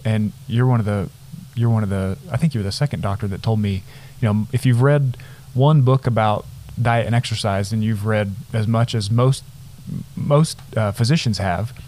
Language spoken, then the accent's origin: English; Nazareth, Texas, United States; growing up in the Panhandle in a town of a few hundred people